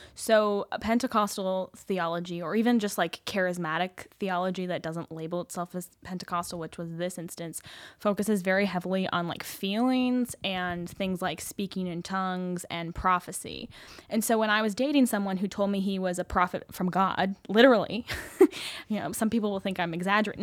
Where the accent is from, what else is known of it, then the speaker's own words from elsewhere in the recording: Salt Lake City, Utah, United States; I grew up in Salt Lake City.